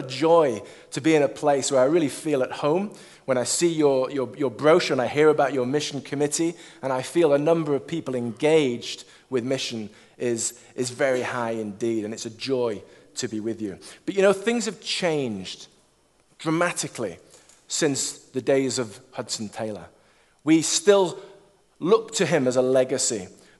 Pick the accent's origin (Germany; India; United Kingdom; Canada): United Kingdom; England; born there; also born or lived in Scotland / China; I was born in England, grew up spiritually in Scotland, sent out to China in 2002, served there for 10 years and came back in 2012 for family health reasons